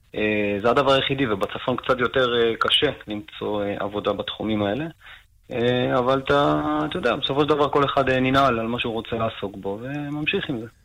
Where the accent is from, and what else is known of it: Maalot-Tarshiha, Northern District, Israel; born or raised there; also born or lived in Argentina; now in Nahariya, Israel